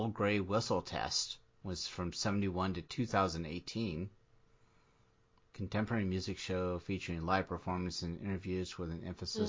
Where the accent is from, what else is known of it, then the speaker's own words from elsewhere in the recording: Florida, United States; Yeah, I mean, I grew up in Florida.